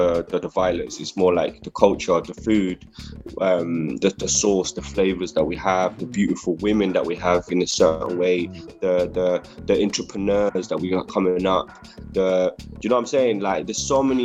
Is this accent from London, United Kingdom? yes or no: yes; London, United Kingdom; We all grew up here in London, but we're all from Latin American descendants